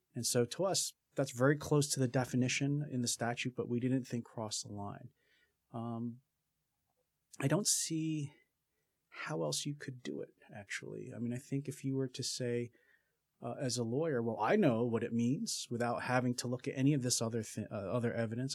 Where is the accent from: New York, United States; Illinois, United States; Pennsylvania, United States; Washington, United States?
Pennsylvania, United States; Philadelphia; moved away as an adult; also born or lived in Berkeley, California; I grew up in Philadelphia and went to school on the East Coast